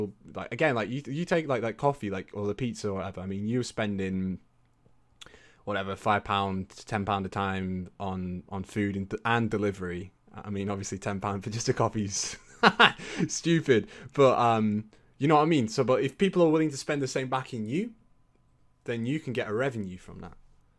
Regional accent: North West England, United Kingdom; accent: Lancashire; I was up in Lancashire, which is where my accent was from. I used to live up there for a bit.

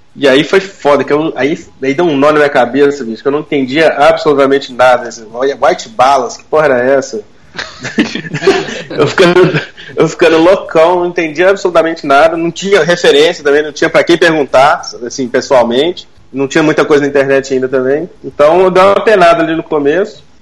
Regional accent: Belo Horizonte, Minas Gerais, Brazil; Eu sou de BH

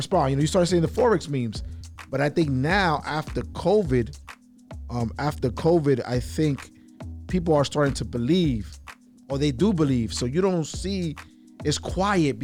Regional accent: New York City, New York, United States; I'm from Brooklyn, New York

